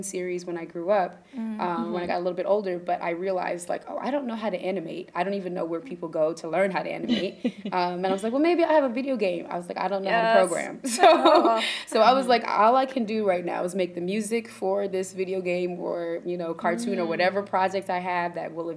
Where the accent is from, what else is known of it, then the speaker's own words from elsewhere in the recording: Ithaca, New York, United States; I grew up in Ithaca, New York